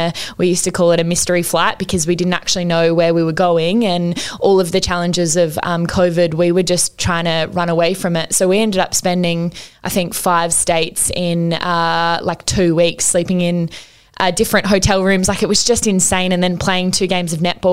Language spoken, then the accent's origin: English; Newcastle, New South Wales, Australia; I'm back here in Newcastle, my hometown